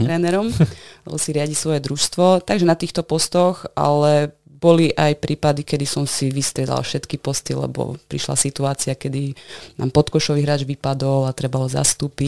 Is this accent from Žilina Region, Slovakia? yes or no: no; Košice, Košice Region, Slovakia; born or raised there; also born or lived in Netherlands